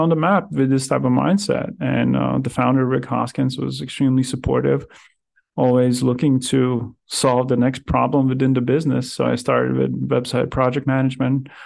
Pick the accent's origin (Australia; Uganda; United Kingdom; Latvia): Latvia; Riga; moved away as an adult; also born or lived in Powell, Wyoming; I'm originally from Riga, Latvia